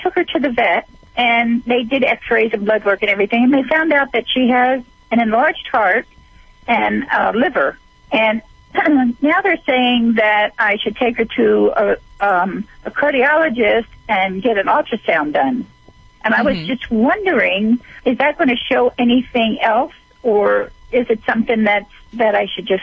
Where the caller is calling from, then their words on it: Nevada, United States; I'm calling from Nevada